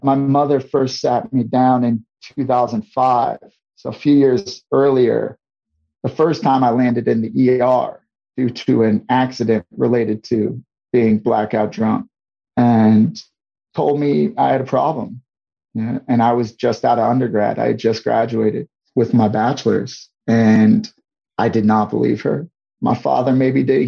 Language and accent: English; St. Louis, Missouri, United States; moved away as an adult; also born or lived in Guam; my hometown of St. Louis, Missouri